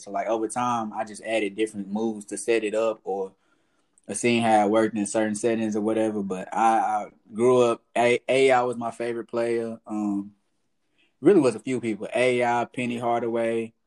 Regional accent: Fort Worth, Texas, United States; also born or lived in Atlanta / Crowley; I'm from South Side of Fort Worth. Uh, I grew up there

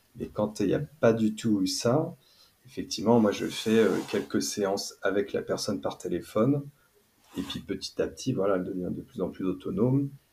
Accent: near Nantes, Pays de la Loire, France; now in Toulouse, France; je suis installé à Toulouse parce qu'à la base je viens d'à côté de Nantes

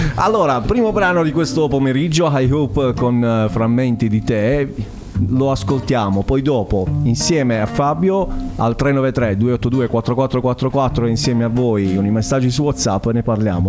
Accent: Altamura, Apulia, Italy; Per me che vengo da Altamura

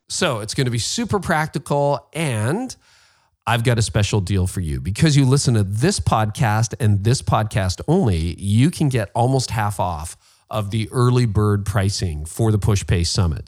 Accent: Canada; I'm Canadian

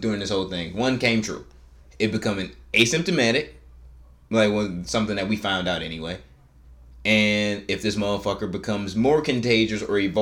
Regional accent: Michigan, United States; we're from Michigan. We're from the auto industry

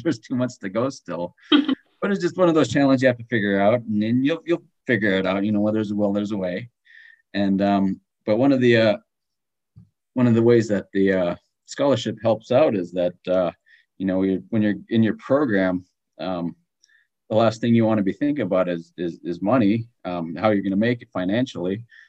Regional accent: Galena, Alaska, United States; also born or lived in Wasilla, Alaska; my hometown is Galena, Alaska

